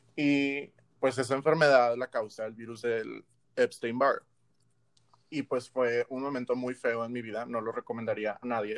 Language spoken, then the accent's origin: Spanish; Monterrey, Nuevo León, Mexico; nosotros los regios